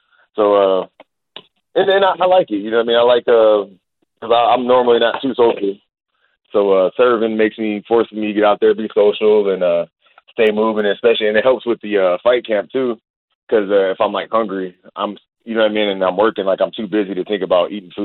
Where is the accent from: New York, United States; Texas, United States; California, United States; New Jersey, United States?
Texas, United States; I'm a Texan, but I'm a bougie Texan